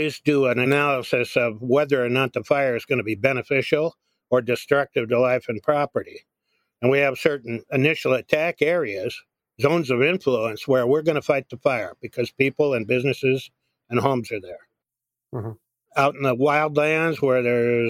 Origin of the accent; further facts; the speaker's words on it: Woodacre, California, United States; I'm from Woodacre, California. That's North Bay area, Marin County